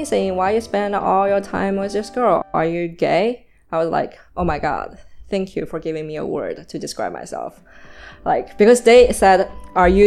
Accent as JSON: {"language": "English", "region": "Shanghai", "country": "China", "tie": "born or raised there", "also_born_or_lived": "Los Angeles, United States", "moved": "as an adult", "said": "I was born and raised in Shanghai"}